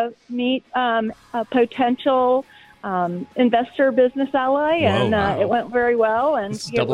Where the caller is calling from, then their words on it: Austin, Texas, United States; Well, I'm in Austin, Texas, and I'm sitting in a lovely restaurant with girlfriends.